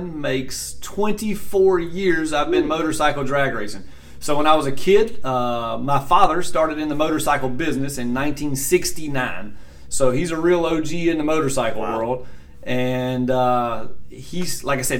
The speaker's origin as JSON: {"language": "English", "town": "Greer", "region": "South Carolina", "country": "United States", "tie": "born or raised there", "said": "Greer Dragway is where I started. That's my hometown"}